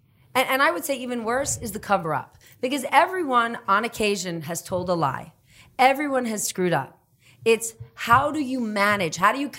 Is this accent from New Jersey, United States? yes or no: yes; New Jersey, United States; moved away; also born or lived in Kenya / Guatemala / Costa Rica / Italy; I grew up in New Jersey